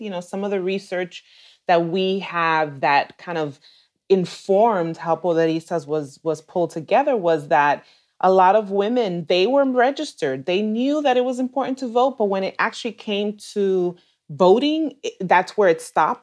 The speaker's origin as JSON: {"language": "English", "town": "New York City", "region": "New York", "country": "United States", "tie": "born or raised there", "said": "I am Dominicana from New York City. I'm born and raised in New York, and I still live here."}